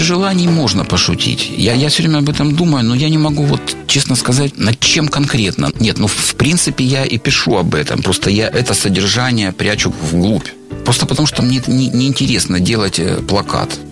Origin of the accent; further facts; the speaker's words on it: Rostov-on-Don, Rostov Oblast, Russia; в родном городе